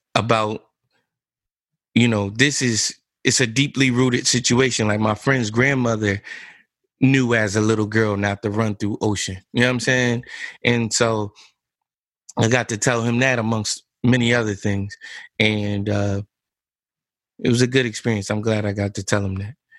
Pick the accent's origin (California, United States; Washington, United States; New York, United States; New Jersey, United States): New Jersey, United States; Neptune; I grew up in Neptune